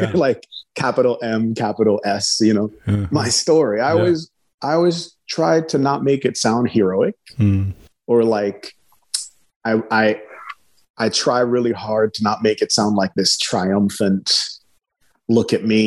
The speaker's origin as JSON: {"language": "English", "country": "Nigeria", "said": "I'm from Nigeria. Nigeria is a majority Muslim country. My uncles and cousins are Muslims or other. Being around people with other beliefs was normal for me."}